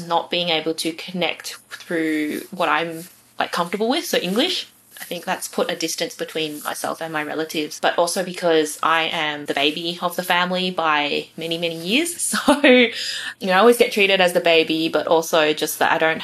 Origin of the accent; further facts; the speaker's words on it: Australia; I was raised in a Chinese family in a Western society, but I see my identity as multifaceted